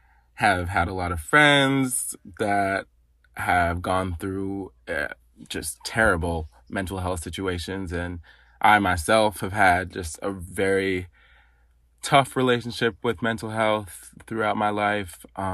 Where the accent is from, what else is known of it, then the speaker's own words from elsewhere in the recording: Madison, Wisconsin, United States; In Wisconsin, in Madison, Wisconsin.